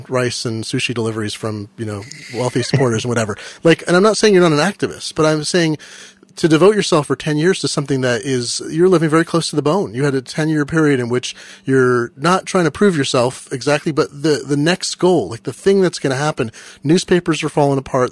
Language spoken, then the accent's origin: English; Eugene, Oregon, United States; I grew up in Eugene and Eugene became sort of a bigger city.